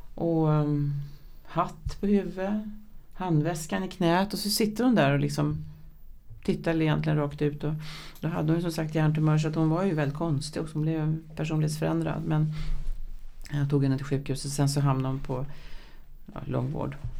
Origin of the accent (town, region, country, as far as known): Vårby, Stockholm County, Sweden